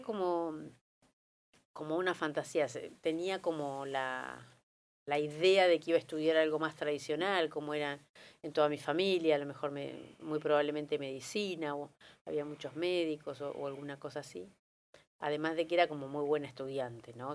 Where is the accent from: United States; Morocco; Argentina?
Argentina; now in Buenos Aires, Argentina; nací en Buenos Aires, pero me fui muy chico a La Barría, tenía un año